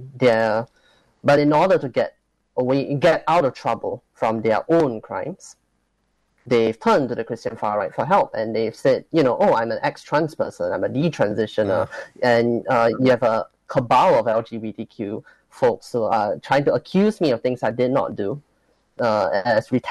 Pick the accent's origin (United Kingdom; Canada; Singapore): Singapore; I'm Singaporean, but I am not in Singapore right now. I am, in fact, in the US.